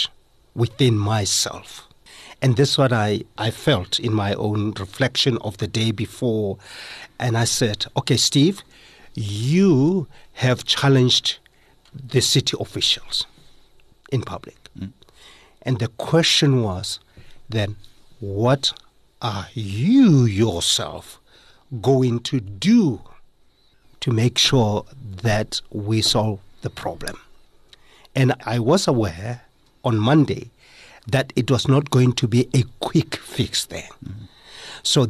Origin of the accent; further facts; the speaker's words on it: South Africa; as a South African and a Motswana guy